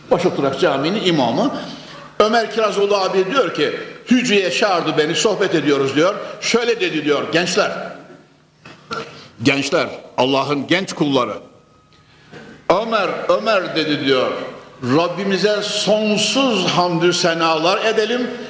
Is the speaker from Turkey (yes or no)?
yes; Konya, Turkey; born there; Konya'da şu haykırılan ezan sesleri içerisinde doğmuşuz